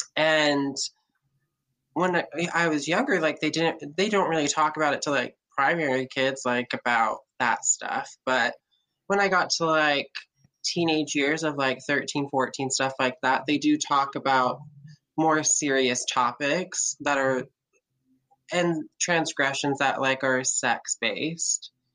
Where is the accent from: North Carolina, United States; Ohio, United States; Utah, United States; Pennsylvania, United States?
Utah, United States; Lehi; I was raised in Lehi, Utah